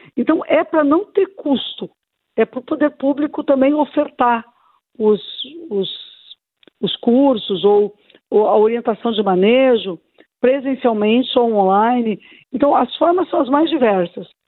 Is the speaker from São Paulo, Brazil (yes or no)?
no; Porto Alegre, Rio Grande do Sul, Brazil; Aqui mesmo na cidade de onde eu sou originária, não é? A minha Porto Alegre, tão querida